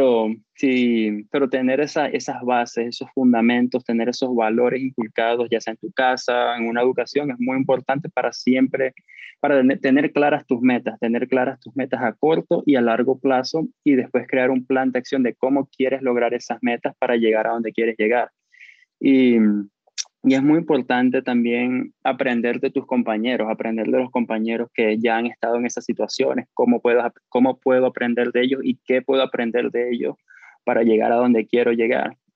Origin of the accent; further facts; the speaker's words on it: Brazil; accent: Brazilian; Spanish is a second language; Tengo el acento brasileño, me han dicho eso en el pasado.